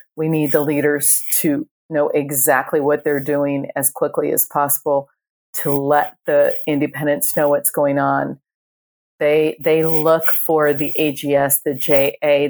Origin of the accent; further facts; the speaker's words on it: Ireland; I am Irish